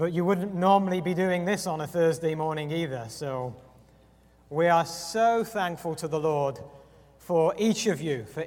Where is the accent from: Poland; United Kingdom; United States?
United Kingdom; England; moved away; I am English, but I'm not 55.